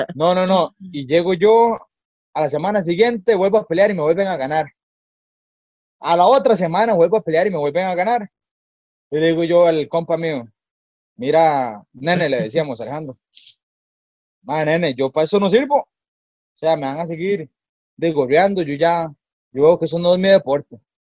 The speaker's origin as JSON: {"language": "Spanish", "town": "Escazú", "region": "San José", "country": "Costa Rica", "tie": "born or raised there", "said": "yo soy de Escazú, soy de Escazú, de allá en un pueblito en el Pedero, sumamente humilde, una familia muy humilde, muy trabajadora. Bueno, yo crecí con mi abuelita"}